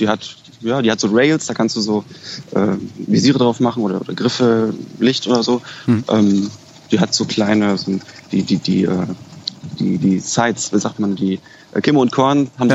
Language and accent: German; Berlin, Germany; moved away as an adult; also born or lived in Kassel; ich bin Berliner, ich komme daher